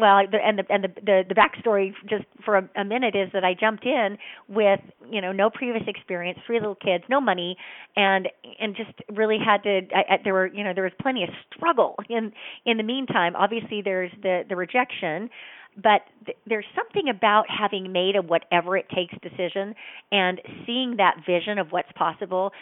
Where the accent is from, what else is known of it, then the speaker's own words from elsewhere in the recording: Utah, United States; I grew up in Utah